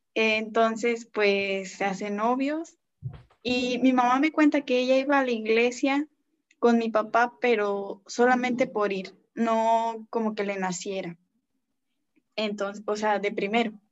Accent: González, Tamaulipas, Mexico; soy de González, Tamaulipas

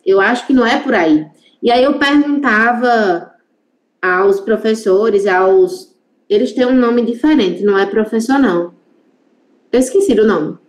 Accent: interior of Pernambuco, Brazil; Eu sou nordestina

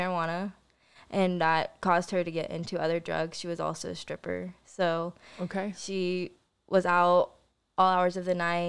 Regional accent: Joplin, Missouri, United States; born there; Well, I was born in Joplin, Missouri.

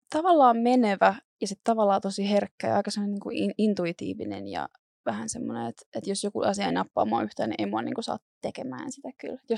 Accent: Turku, Southwest Finland, Finland; Mä oon Turusta.

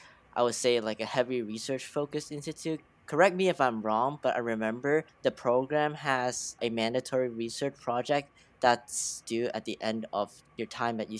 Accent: Northern California, United States; I'm from NorCal and where I live is just like mist every day

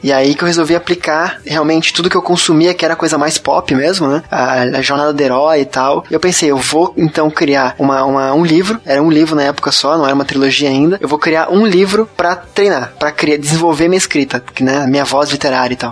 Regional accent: Curitiba, Paraná, Brazil; Curitiba, que é a cidade onde eu nasci

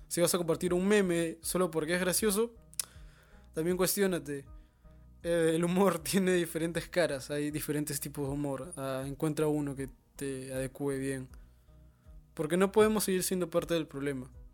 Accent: Peru; Somos peruanos

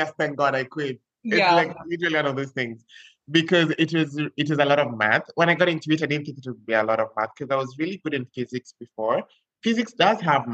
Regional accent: Kenya; now in Barbalha, Brazil; I'm Kenyan. I'm currently in Brazil, in the northeastern part of Brazil

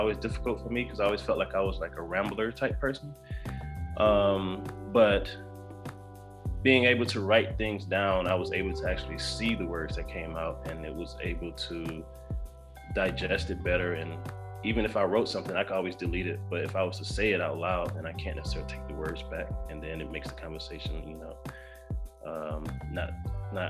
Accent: Decatur, Georgia, United States; also born or lived in Stone Mountain, Georgia / Statesboro, Georgia; I grew up in Decatur through elementary all the way through about to go to high school

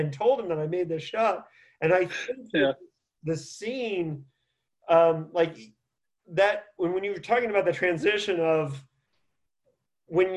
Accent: Bloomington, Indiana, United States; I grew up in Indiana.

